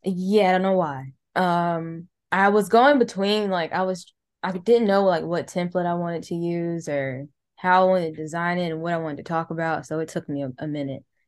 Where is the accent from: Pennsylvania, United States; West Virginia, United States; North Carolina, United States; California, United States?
North Carolina, United States; Charlotte; born or raised there